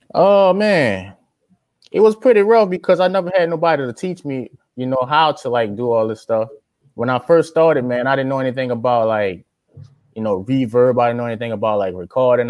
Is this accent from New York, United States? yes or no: no; Louisiana, United States; moved away as an adult; also born or lived in Tustin, California; now in California, United States; I'm from Louisiana